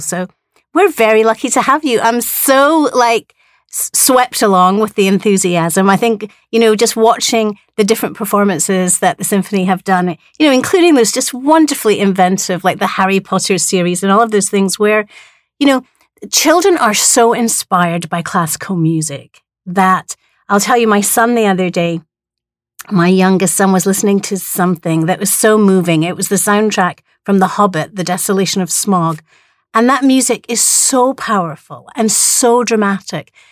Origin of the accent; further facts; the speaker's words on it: Edinburgh, Scotland, United Kingdom; now in Hawaii, United States; I come from Edinburgh, where we have the biggest international arts festival in the world